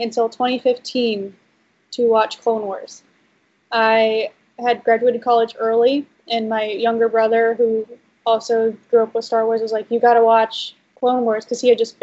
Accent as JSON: {"language": "English", "region": "North Carolina", "country": "United States", "tie": "born or raised there", "moved": "as an adult", "lives_now": "California, United States", "said": "I grew up in North Carolina, and I lived there for 23, almost 24 years, and then I moved to California. So that's where I am now."}